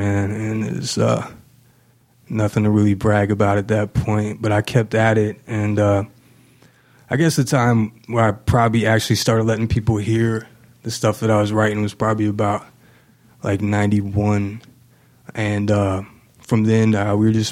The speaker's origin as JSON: {"language": "English", "town": "Manhattan", "region": "Kansas", "country": "United States", "tie": "born or raised there", "also_born_or_lived": "Houston, Texas", "moved": "as an adult", "lives_now": "Kansas City, United States", "said": "I was born in Houston, Texas. I was adopted when I was a few months old. And when I was about two, my people, the family that adopted me, we moved to Manhattan. So yeah, I pretty much grew up in Manhattan."}